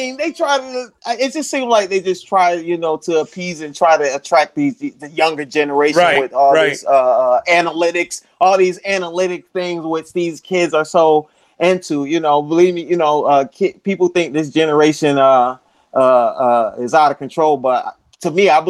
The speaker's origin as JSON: {"language": "English", "town": "Orlando", "region": "Florida", "country": "United States", "tie": "born or raised there", "said": "Hey, yeah, Randy, I grew up in Orlando, Florida."}